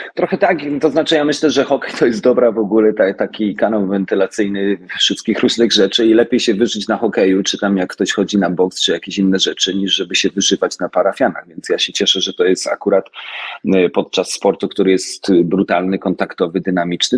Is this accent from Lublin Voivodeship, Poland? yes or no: no; Oświęcim, Lesser Poland, Poland; Ja wychowałem się w Oświęcimiu